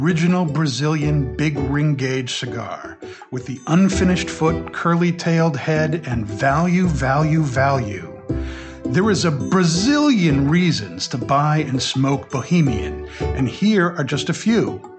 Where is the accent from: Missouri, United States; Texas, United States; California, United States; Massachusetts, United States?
Massachusetts, United States; Stoneham; I'm from Stoneham.